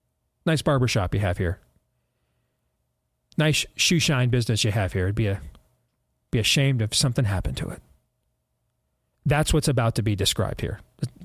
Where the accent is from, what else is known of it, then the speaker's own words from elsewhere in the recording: Iowa, United States; I grew up in Iowa on my family's farm.